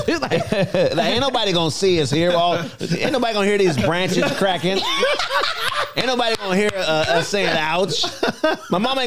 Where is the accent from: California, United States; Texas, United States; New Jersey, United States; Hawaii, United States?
California, United States; Pasadena; I'm from Pasadena.